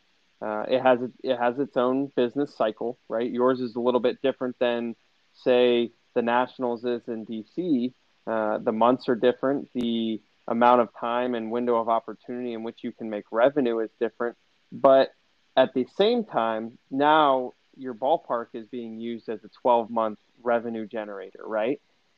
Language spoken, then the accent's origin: English; Arizona, United States; regular and growing up in Arizona, I mean, it was amazing.